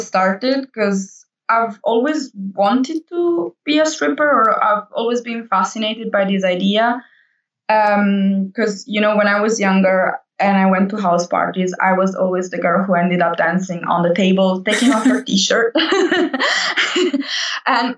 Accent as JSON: {"language": "English", "country": "Italy", "moved": "as an adult", "lives_now": "Berlin, Germany", "said": "I'm from Italy and I moved to Berlin 5 years ago"}